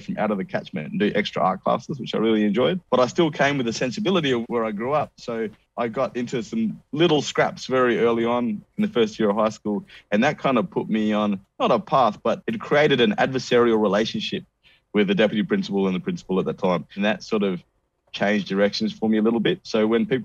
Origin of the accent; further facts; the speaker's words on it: Perth, Western Australia, Australia; A suburb that I grew up in Perth